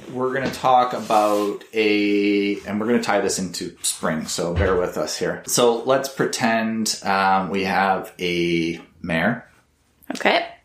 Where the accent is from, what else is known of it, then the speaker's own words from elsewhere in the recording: Canada; I'm Canadian